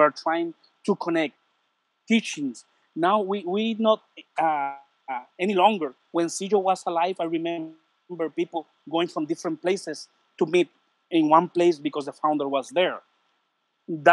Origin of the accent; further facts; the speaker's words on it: Puerto Rico; English is a second language; I'm from Puerto Rico.